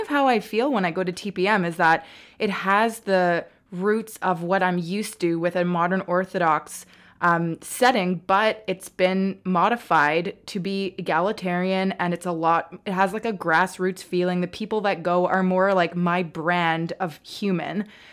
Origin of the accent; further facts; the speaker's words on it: Montreal, Quebec, Canada; moved away as an adult; now in Toronto, Canada; where I grew up because in Montreal